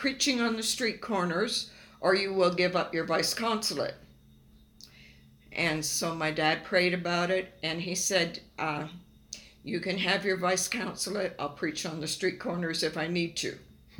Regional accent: Lagos, Nigeria; born there; I was born in Nigeria, West Africa, in Yaba County.

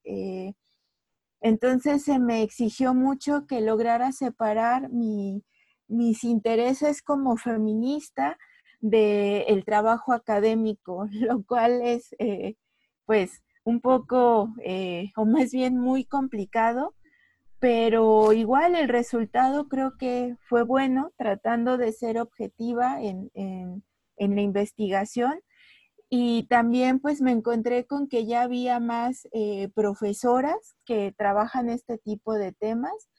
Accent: Mexico City, Mexico; soy de la Ciudad de México.

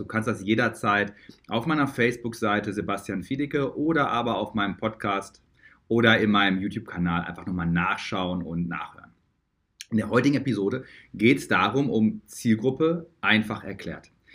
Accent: Dortmund, North Rhine-Westphalia, Germany; Ich komme ja aus Dortmund. Dortmunder Jung

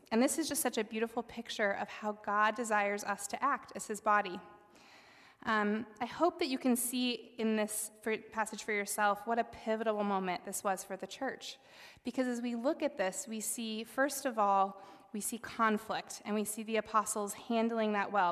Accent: South Dakota, United States; now in Northeast Ohio, United States; I grew up in South Dakota

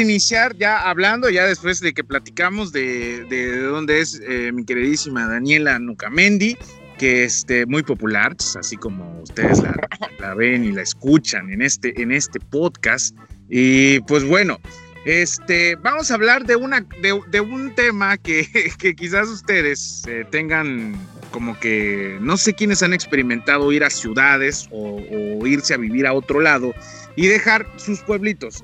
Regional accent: Matamoros, Chiapas, Mexico; moved away as an adult; en mi pueblito ah, que se llama Matamoros

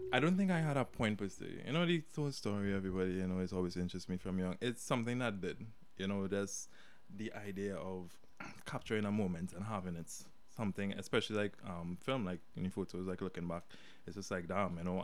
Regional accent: Sangre Grande, Trinidad & Tobago; I was born here right in Trinidad in San uh uh-huh. Randy. I grew up there my life

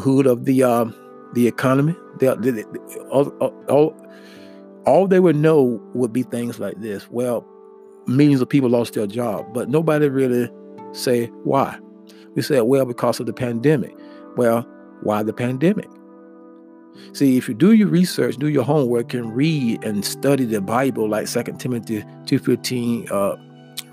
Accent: United States; us as American people

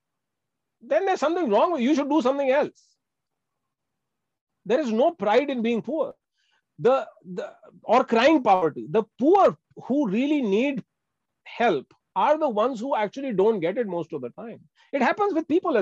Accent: Bangalore, Karnataka, India; I'm from Bangalore

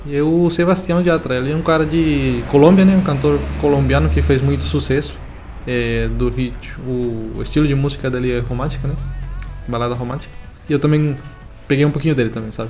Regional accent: Venezuela; moved away; Eu sou da, da, Venezuela

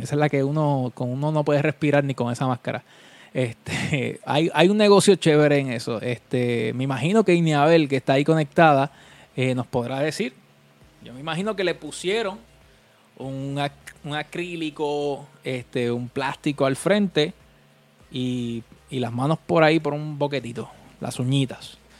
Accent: Vega Baja, Puerto Rico; Yo soy de Vega Baja

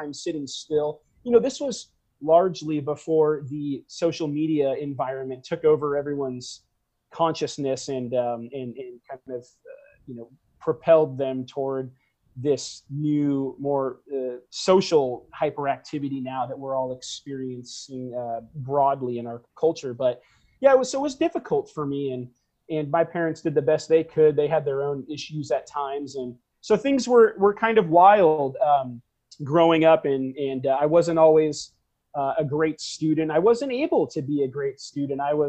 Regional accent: Garden Grove, California, United States; also born or lived in Long Beach, California; I was born in Long Beach, like I said, here in Los Angeles County. And I grew up in a city called West Garden Grove

